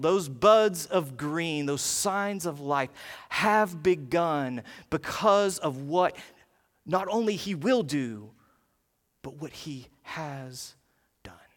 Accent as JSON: {"language": "English", "region": "the South", "country": "United States", "tie": "born or raised there", "moved": "as an adult", "lives_now": "Ohio, United States", "said": "growing up in the South"}